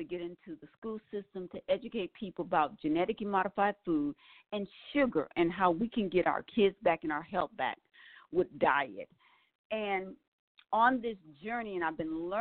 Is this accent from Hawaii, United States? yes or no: no; Milwaukee, Wisconsin, United States; I was raised in Milwaukee, Wisconsin